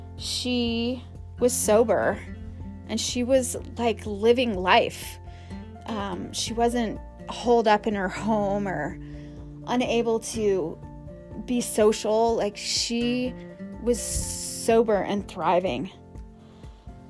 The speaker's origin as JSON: {"language": "English", "town": "Aspen", "region": "Colorado", "country": "United States", "tie": "born or raised there", "said": "since the age of 12, growing up in Aspen, Colorado, during the 80s"}